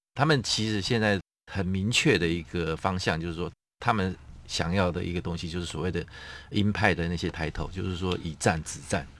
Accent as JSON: {"language": "Chinese", "country": "Taiwan", "said": "我们台湾这边"}